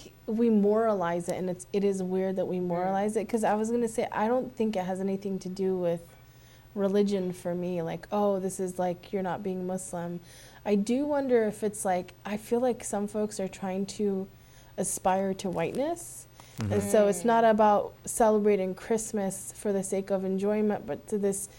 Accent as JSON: {"language": "English", "region": "Ohio", "country": "United States", "tie": "born or raised there", "said": "growing up in Ohio"}